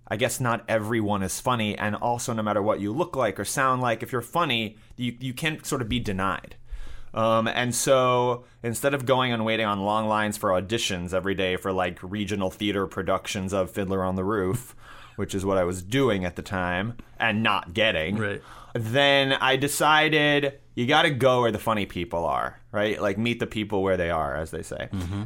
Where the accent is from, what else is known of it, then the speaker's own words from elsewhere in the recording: New York City, New York, United States; I grew up in New York City and I went to high school in Manhattan.